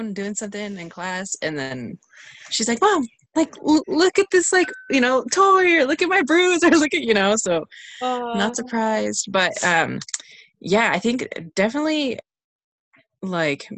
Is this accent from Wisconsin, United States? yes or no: no; South Lake Tahoe, California, United States; I'm born and raised in South Lake Tahoe, California